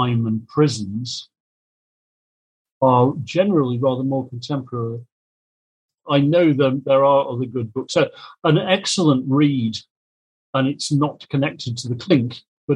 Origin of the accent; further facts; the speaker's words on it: Kidsgrove, West Midlands, United Kingdom; I made in my hometown in 2018